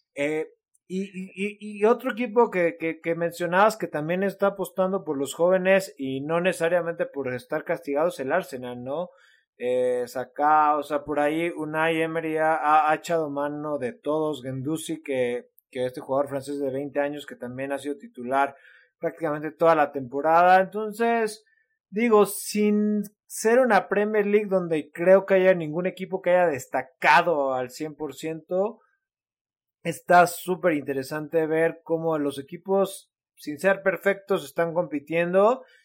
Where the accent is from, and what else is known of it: Mexico